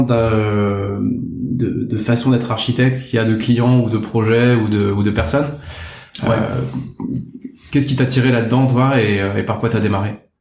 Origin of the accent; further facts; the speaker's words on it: Rennes, Brittany, France; moved away as an adult; also born or lived in Paris; j'ai grandi à Rennes, en Bretagne.